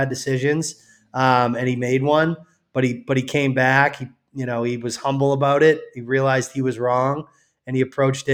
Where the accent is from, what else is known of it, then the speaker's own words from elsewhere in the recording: Massachusetts, United States; I grew up in Massachusetts